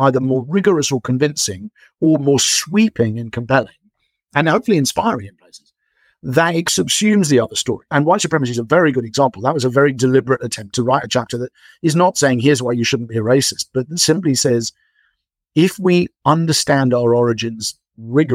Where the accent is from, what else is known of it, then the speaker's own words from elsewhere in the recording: England, United Kingdom; as an English person